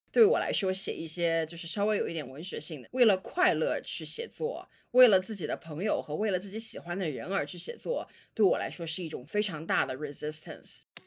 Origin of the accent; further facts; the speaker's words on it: China; 我自己是中国土生土长的